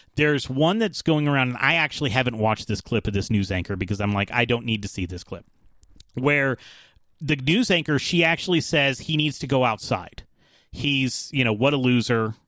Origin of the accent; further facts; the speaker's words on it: Atlanta, Georgia, United States; I'm from Atlanta.